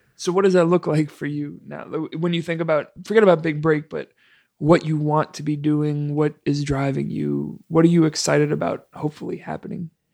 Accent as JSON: {"language": "English", "region": "East Coast", "country": "United States", "also_born_or_lived": "Chicago", "moved": "yes", "said": "I'm from the East Coast"}